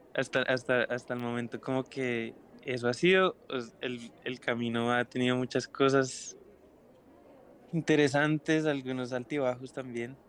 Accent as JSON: {"language": "Spanish", "region": "Bogotá", "country": "Colombia", "said": "soy un artista eh, bogotano, soy guitarrista y cantante y compositor"}